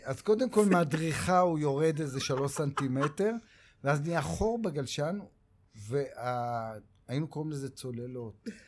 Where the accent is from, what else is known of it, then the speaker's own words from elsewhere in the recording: Tel Aviv, Tel Aviv District, Israel; also born or lived in Kiryat Shalom, south Tel Aviv; אני בבבלי גדלתי. אה. אני נולדתי בדרום תל אביב, בשכונה הארדקור אה. שנקראת קריית שלום